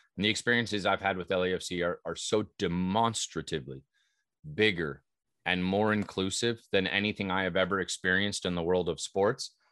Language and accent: English; Southern California, United States; growing up in Southern California